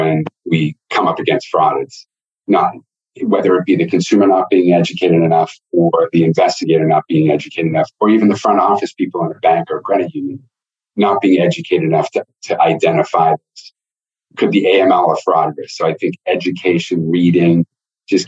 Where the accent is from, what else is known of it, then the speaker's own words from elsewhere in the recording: Northeast, United States; I'm from the Northeast